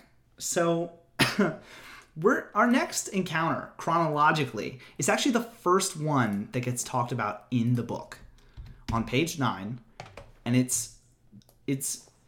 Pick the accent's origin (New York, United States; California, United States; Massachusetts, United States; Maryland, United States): Maryland, United States; Hagerstown; Well, as I am from Hagerstown.